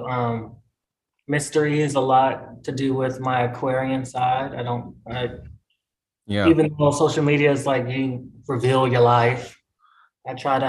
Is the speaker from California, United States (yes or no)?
no; North Carolina, United States; moved away as an adult; also born or lived in New York; I was raised here, you know, all the way from 3 to 20